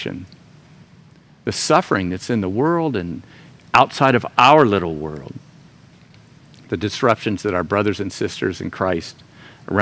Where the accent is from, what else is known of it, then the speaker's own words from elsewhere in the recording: Florida, United States; moved away; Florida, my home state